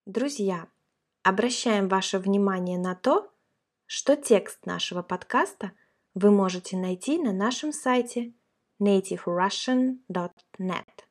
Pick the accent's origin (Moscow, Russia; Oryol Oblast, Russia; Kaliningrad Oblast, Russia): Kaliningrad Oblast, Russia; Kaliningrad; now in Crimea; Я родилась и выросла в России, в городе Калининград